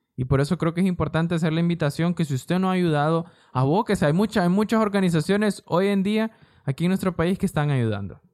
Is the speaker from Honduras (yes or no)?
yes; Honduras; San Pedro Sula, La Lima, El Progreso, todas esas zonas, Puerto Cortés, son zonas de nuestro país